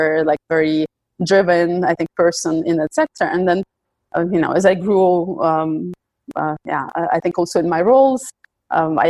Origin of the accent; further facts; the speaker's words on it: Ukraine; now in Belgium; I come originally from Ukraine. I live in Belgium.